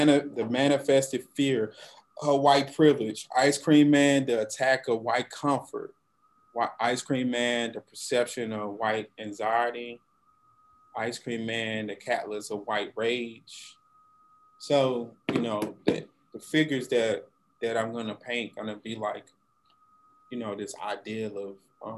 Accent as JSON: {"language": "English", "town": "Monroe", "region": "Louisiana", "country": "United States", "tie": "born or raised there", "said": "I'm originally from the North Louisiana, Monroe, Louisiana, which is on I-20"}